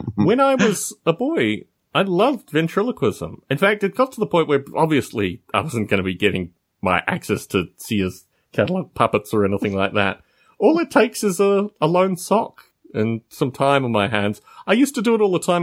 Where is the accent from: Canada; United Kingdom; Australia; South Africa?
Australia; moved away; I'm from Australia